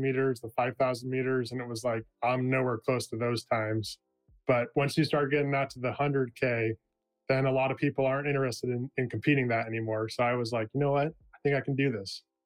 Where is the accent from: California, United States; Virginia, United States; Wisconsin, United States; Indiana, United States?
California, United States; moved away as an adult; now in Oregon, United States; I was born and raised in California. I spent the first 25 years of my life there